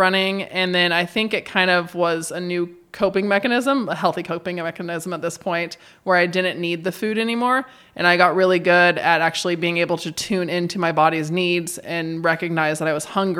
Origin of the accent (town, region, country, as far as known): Idaho, United States; born or raised there; moved away as an adult; now in Bend, United States